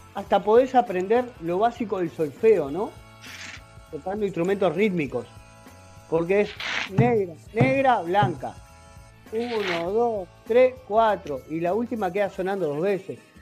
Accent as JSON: {"language": "Spanish", "town": "La Paz", "region": "Canelones", "country": "Uruguay", "tie": "born or raised there", "also_born_or_lived": "San Ramón, Canelones / Montevideo", "said": "Estoy en Canelones, donde, donde nací, donde me crié"}